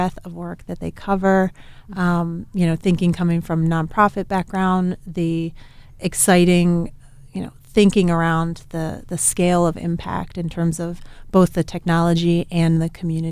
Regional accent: East Coast, United States; moved away as an adult; also born or lived in Arizona; now in Oregon, United States; I'm originally from the East Coast, moved to Arizona

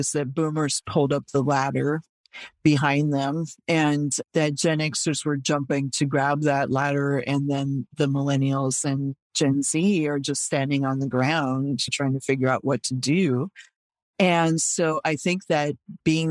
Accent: Oakland, California, United States; I grew up in Oakland

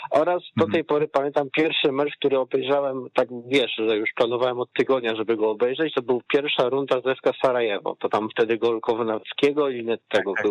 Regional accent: Łódź Voivodeship, Poland; nie jestem z Wielkopolski, tylko z województwa mm. łódzkiego

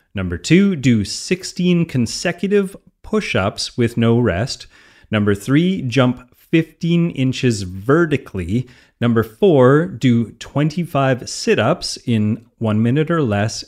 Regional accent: Canada; I'm a Canadian

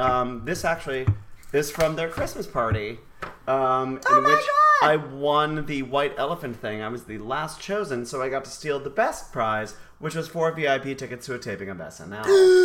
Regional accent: Chicago, Illinois, United States; now in New York, United States; I'm originally from Chicago

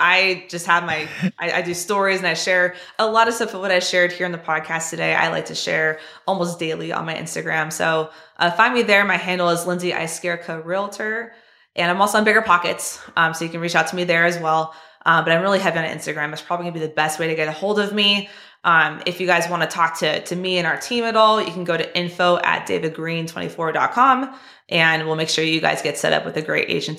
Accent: California, United States; I mean, hey, Tony, I'm from California too, right?

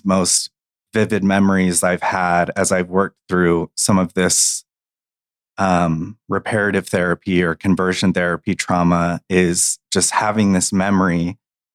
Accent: Gilbert, Arizona, United States; I grew up in Gilbert, Arizona

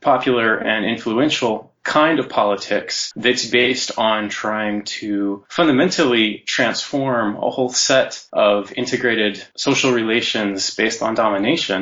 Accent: Anchorage, Alaska, United States; also born or lived in Santa Cruz, California; now in Ottawa, Canada; I am from Alaska, Anchorage, Alaska, originally, on traditional Dena'ina territory, and I currently live in Ottawa

